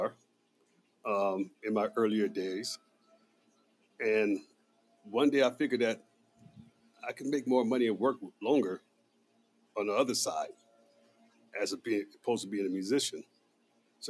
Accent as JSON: {"language": "English", "town": "Oakland", "region": "California", "country": "United States", "tie": "born or raised there", "moved": "yes", "lives_now": "Las Vegas, United States", "said": "Growing up in Oakland, I seen a lot of gun violence"}